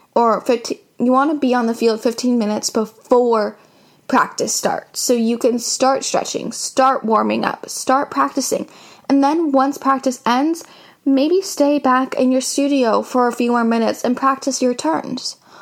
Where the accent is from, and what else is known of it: Seattle, Washington, United States